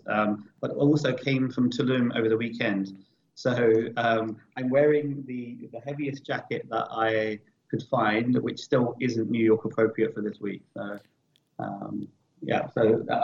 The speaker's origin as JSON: {"language": "English", "area": "Kent", "region": "South East England", "country": "United Kingdom", "tie": "born or raised there", "moved": "as an adult", "lives_now": "Los Angeles, United States", "said": "I grew up just outside of London in the county of Kent"}